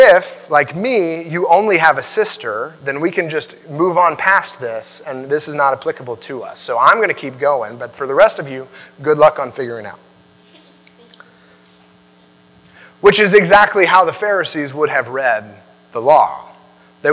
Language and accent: English; United States; I like being an American